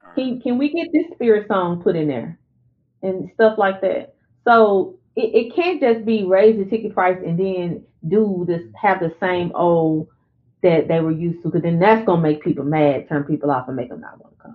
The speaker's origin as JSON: {"language": "English", "region": "Arkansas border near Louisiana", "country": "United States", "said": "the Arkansas border right there, which is where I'm from"}